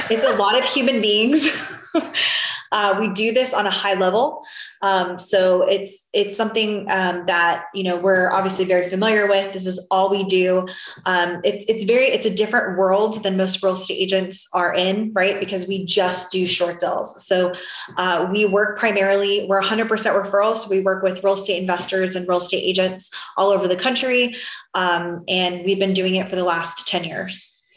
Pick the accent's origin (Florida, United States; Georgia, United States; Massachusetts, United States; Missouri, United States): Florida, United States; now in Texas, United States; I'm from originally from Florida and now I'm in Texas